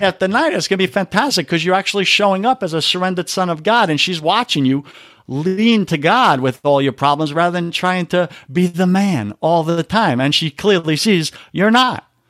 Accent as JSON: {"language": "English", "region": "New York", "country": "United States", "said": "I'm from New York."}